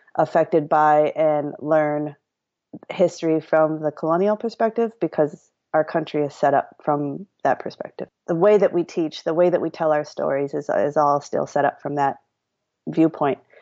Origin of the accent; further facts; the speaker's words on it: Madison, Wisconsin, United States; I grew up in Madison, Wisconsin